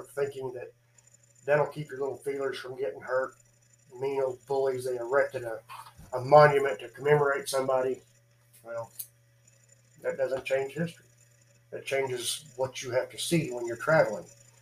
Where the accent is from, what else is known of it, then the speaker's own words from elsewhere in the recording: United States; being an American